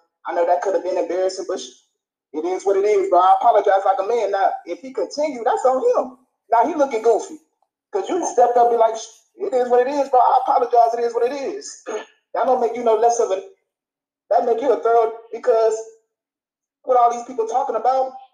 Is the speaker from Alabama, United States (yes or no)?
no; Beaumont, Texas, United States; I'm from Beaumont